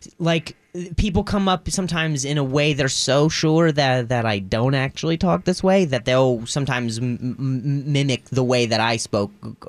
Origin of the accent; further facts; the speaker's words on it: Indiana, United States; now in Los Angeles, United States; I was born in Indiana